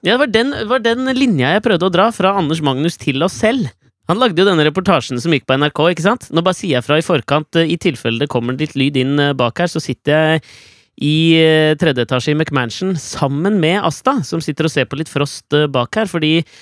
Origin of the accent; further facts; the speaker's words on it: Norway